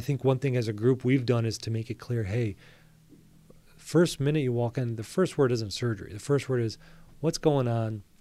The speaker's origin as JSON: {"language": "English", "town": "Bloomfield Hills", "region": "Michigan", "country": "United States", "tie": "born or raised there", "said": "I grew up in Bloomfield Hills, I went to Avondale High School"}